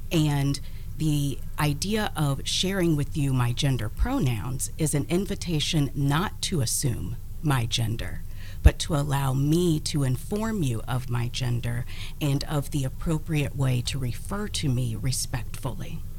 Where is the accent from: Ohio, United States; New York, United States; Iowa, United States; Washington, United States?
Ohio, United States; Columbus; I was born and raised here in Columbus.